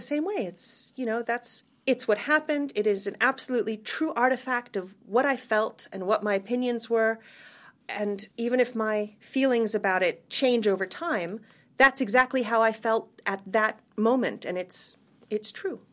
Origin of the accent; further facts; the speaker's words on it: United States; moved away as an adult; also born or lived in Cambridge, England; being American